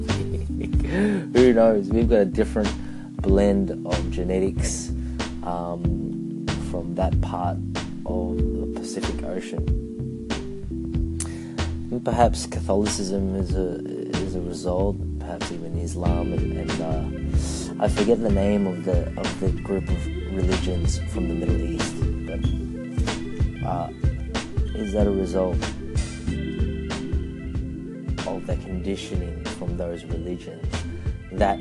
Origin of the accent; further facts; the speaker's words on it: Philippines; now in Australia; myself as a Filipino